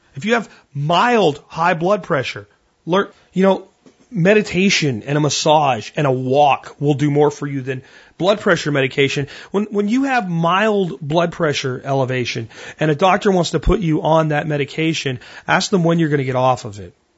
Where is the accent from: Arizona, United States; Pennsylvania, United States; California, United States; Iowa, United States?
Pennsylvania, United States; Pottsville; moved away; Pottsville, my hometown, where I grew up and went to high school in Pennsylvania